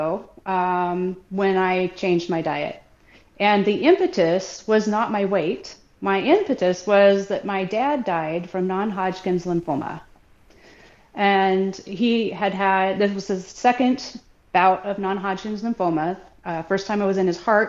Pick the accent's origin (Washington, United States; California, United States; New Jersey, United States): Washington, United States; Southwest; I grew up in Southwest Washington with a normal family with the normal standard American diet.